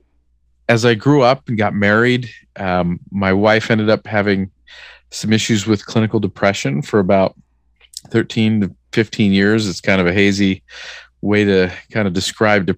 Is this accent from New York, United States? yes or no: no; Southern California, United States; moved away as an adult; now in Salt Lake City, United States; I grew up in Southern California